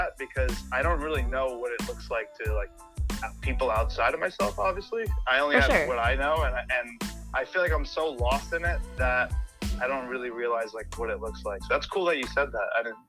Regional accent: New York, United States; moved away as an adult; now in Massachusetts, United States; So I'm from New York originally. I was pretty much there my whole life

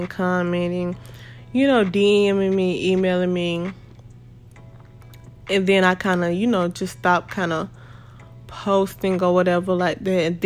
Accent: Jacksonville, Florida, United States; my city, I'm from Jacksonville, Florida.

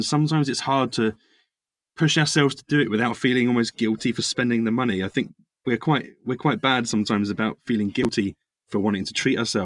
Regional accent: England, United Kingdom; we're English

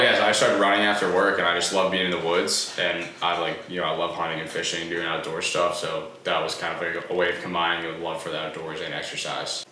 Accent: Easton, Massachusetts, United States; I'm from Easton, Massachusetts.

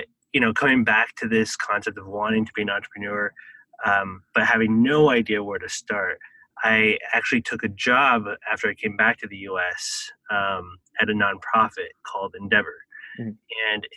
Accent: Taiwan; I think that experience of growing up in Taiwan, I guess I always grew up with this concept that entrepreneurs were the key drivers of economic development.

